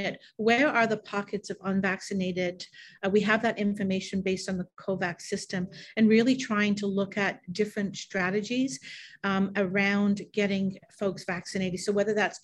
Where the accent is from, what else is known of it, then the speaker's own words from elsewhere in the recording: England, United Kingdom; also born or lived in Canada / Toronto; now in Northumberland County, Canada; I was born in England. I've been in Canada since 1975